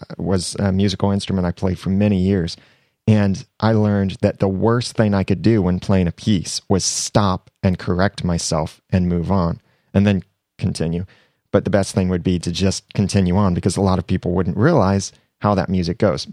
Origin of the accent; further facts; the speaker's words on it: United States; accent: American; my American accent